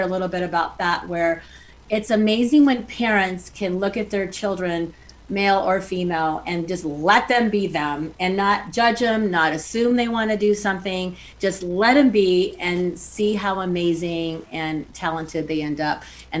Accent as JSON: {"language": "English", "town": "Reno", "region": "Nevada", "country": "United States", "tie": "born or raised there", "said": "your host. I am so excited to be in my hometown, Reno, Nevada"}